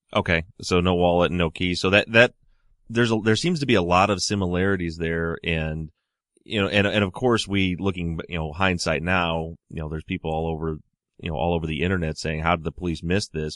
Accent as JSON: {"language": "English", "region": "Michigan", "country": "United States", "said": "I'm from Michigan, so the weather here is obviously a little bit different than out in Baltimore"}